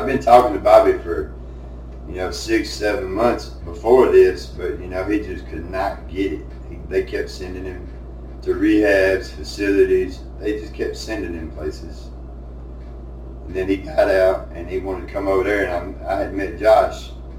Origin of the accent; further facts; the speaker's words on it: United States; I am from Murray County